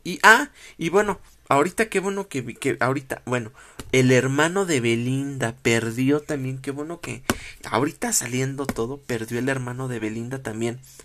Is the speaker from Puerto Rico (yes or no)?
no; Mexico; como mexicano